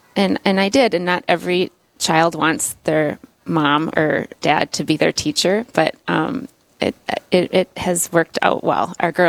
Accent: Duluth, Minnesota, United States; moved away as an adult; also born or lived in Stockholm, Sweden / Canada / Switzerland / Russia; Well, I grew up in Duluth and met my husband when I was 17 years old at Duluth East High School.

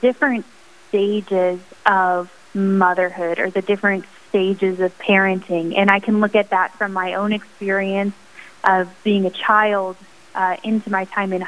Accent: Sioux Falls, South Dakota, United States; I am from Sioux Falls, South Dakota, where I now reside with my husband

